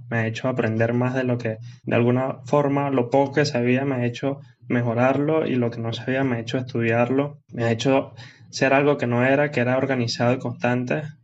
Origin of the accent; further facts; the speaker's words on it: Venezuela; eh, a nivel país, como le dije, soy de Venezuela, un, tan crítico.